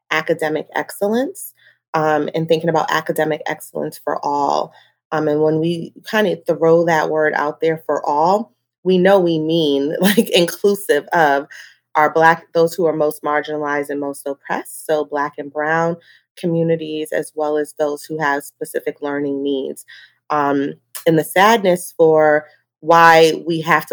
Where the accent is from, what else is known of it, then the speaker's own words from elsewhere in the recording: Cambridge, Massachusetts, United States; I grew up in Cambridge Public Housing